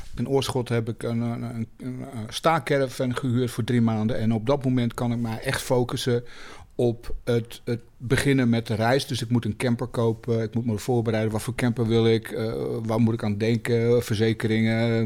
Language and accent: Dutch; Germany; moved away as an adult; now in Netherlands; Ik ben in Duitsland opgegroeid. Ik heb er heel lang gewoond, ook eh, als, eh, als eh, jonge man.